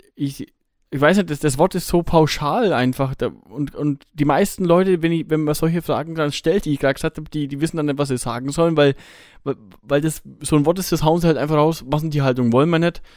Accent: Bavaria, Germany; bei uns in Bayern

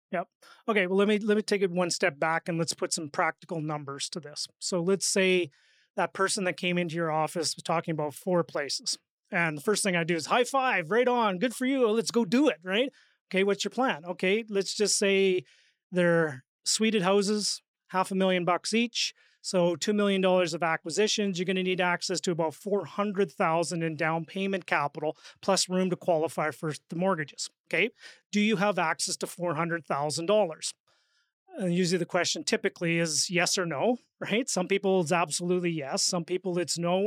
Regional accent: Saskatchewan, Canada; I'm from Saskatchewan

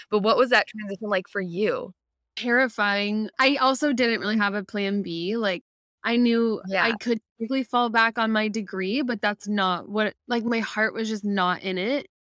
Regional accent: Midwest, United States; moved away as an adult; also born or lived in Ohio; now in Florida, United States; I'm originally from the Midwest

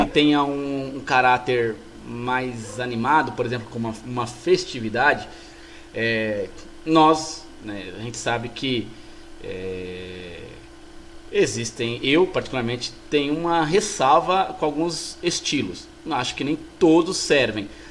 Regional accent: Brazil; Nós somos brasileiros

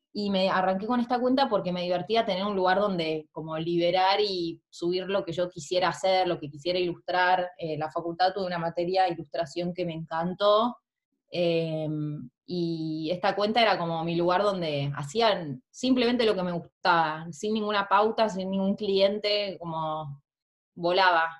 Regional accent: Argentina; moved away as an adult; now in New Zealand; soy de Argentina, ahora estoy en Nueva Zelanda en este momento, hace un año y medio

